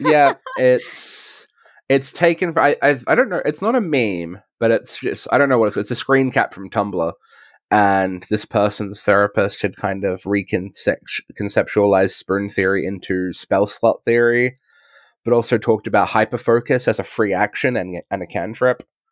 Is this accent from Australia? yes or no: yes; Australia; I'm, I'm an Australian